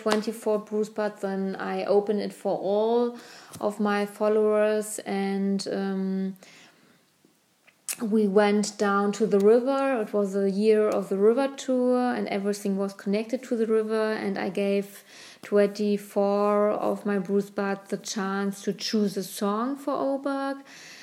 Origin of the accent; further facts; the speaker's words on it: Berlin, Germany; because Berlin is my hometown, and therefore I'm